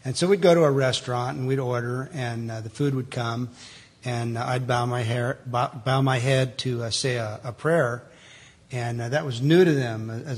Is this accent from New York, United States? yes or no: no; California, United States; moved away; I moved here in August of 2001. I came from Southern California.